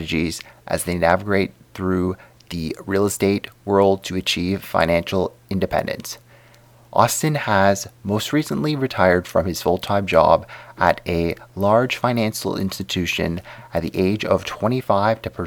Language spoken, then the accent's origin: English; Canada; I definitely didn't have the typical Canadian upbringing either.